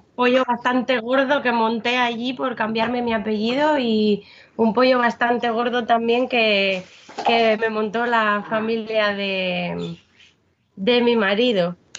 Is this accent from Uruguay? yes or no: no; Spain; yo voy como española